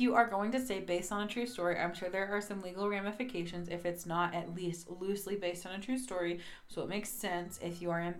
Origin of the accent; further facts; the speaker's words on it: the South, United States; accent: southern; My southern accent comes out a lot when I drink